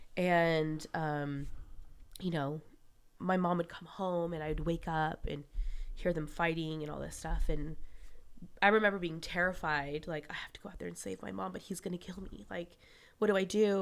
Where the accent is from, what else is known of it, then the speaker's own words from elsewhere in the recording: West Palm Beach, Florida, United States; I was born in West Palm Beach